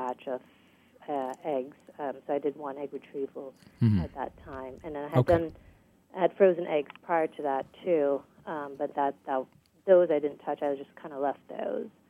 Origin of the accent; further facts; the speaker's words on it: U.S. Virgin Islands; moved away as an adult; also born or lived in Guyana / Boston / Houston; I was born in Guyana in South America, and I grew up in the United States Virgin Islands.